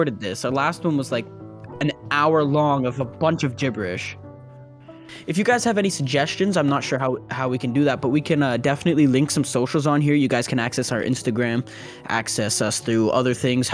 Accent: Ontario, Canada; We're from Ontario, Canada

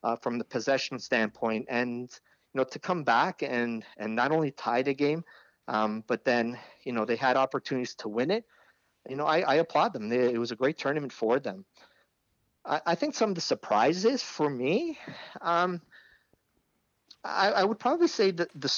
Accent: Canada; as a Canadian, former Canadian player, and as a Canadian fan

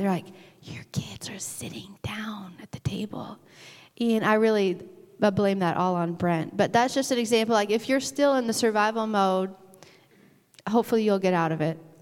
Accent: Arkansas, United States; now in Michigan, United States; when I was growing up in Arkansas

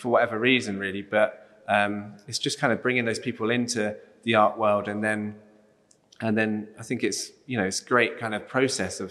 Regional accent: South East England, United Kingdom; I'm a doodler from Southeast England

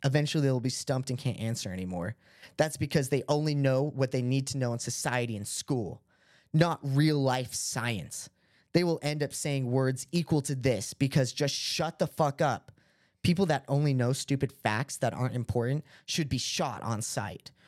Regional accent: Utah, United States; we're from Utah

